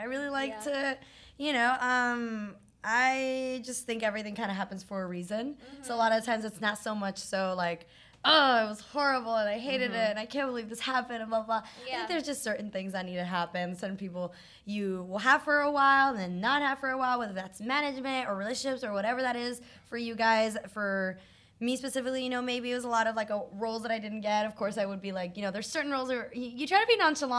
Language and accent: English; Isla Margarita, Nueva Esparta, Venezuela; moved away; I was born in Isla Margarita in Venezuela